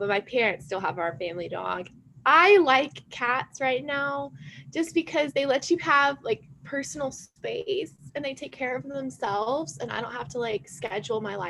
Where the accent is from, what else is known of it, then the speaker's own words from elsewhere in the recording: Huntsville, Alabama, United States; moved away as an adult; also born or lived in Mississippi State; now in Texas, United States; I'm from Huntsville, Alabama